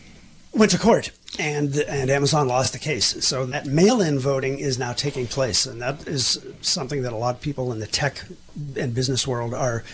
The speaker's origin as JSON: {"language": "English", "town": "Pittsburgh", "region": "Pennsylvania", "country": "United States", "tie": "born or raised there", "said": "Pinkerton Strike Breakers back in my hometown of Pittsburgh."}